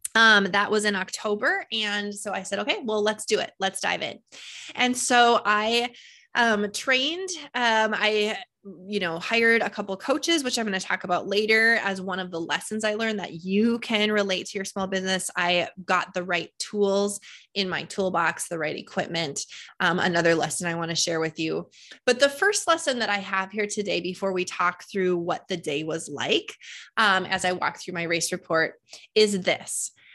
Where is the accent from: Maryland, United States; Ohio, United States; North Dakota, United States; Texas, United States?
North Dakota, United States; I am from North Dakota and, um, you know, it's flat here.